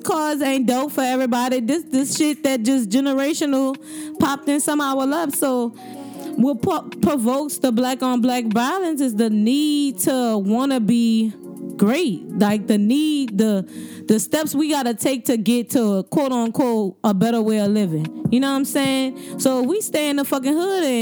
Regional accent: New Orleans, Louisiana, United States; I'm from the East, straight up, East Beast all day

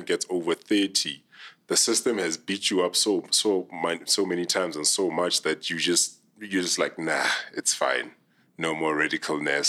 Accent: Free State, South Africa; I'm from a very small town in the Free State

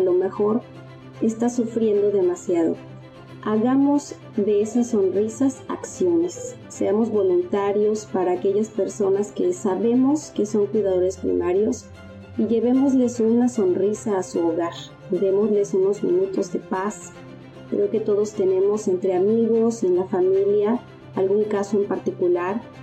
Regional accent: Mexico; Como mexicanos

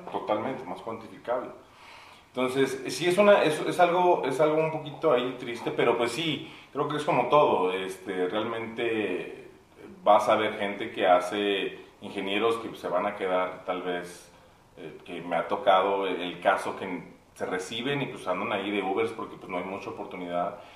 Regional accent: Mexico City, Mexico; now in Saltillo, Mexico; yo soy de la Ciudad de México, ya tengo 20 años viviendo en Saltillo

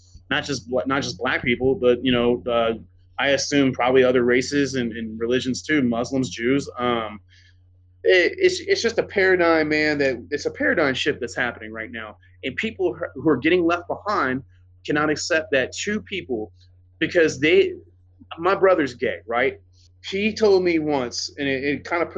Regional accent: Mississippi, United States; where I grew up, I'm from Mississippi

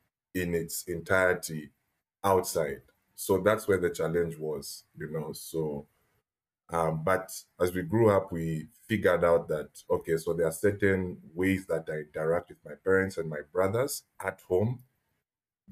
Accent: Zambia; moved away as an adult; also born or lived in China; now in Ghana; grew up entirely in Zambia until the age of 20.

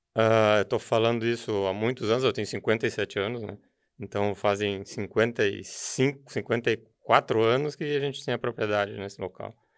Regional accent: Novo Hamburgo, Rio Grande do Sul, Brazil; eu sou de, natural de Novo Hamburgo, sou filho do industrial do calçado. Meu pai era tinha empresa de calçado e me criei no meio também do calçado

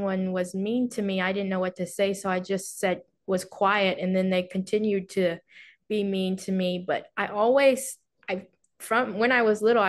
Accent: Houston, Texas, United States; also born or lived in Wuhu, China; growing up in Houston, Texas, a pretty diverse place

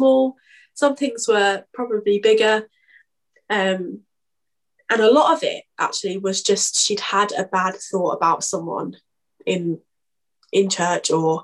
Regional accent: United Kingdom

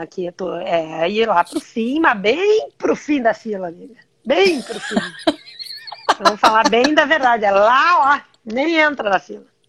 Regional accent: Brazil; moved away as an adult; meu país

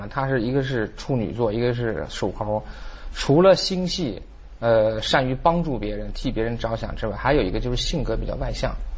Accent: Beijing, China; 咱们北京话

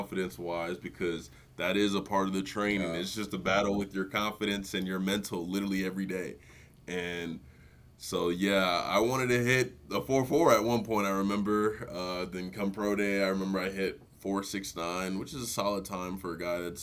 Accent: Cottage Grove, Minnesota, United States; also born or lived in Nigeria; I grew up in the Twin Cities, Nigerian born, went to suburb of the cities

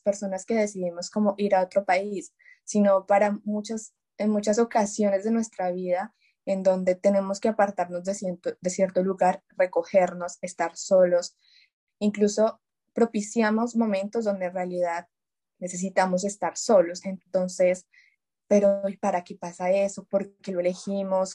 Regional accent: Colombia; moved away as an adult; now in France; yo estoy en Francia, pues somos colombianas

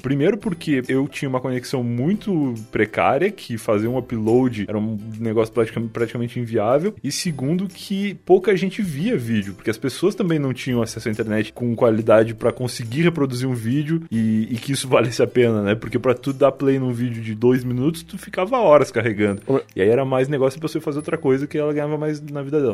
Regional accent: Rio Grande do Sul, Brazil; moved away; quando eu saí do Rio Grande do Sul, eu percebi que a gente fala tudo errado

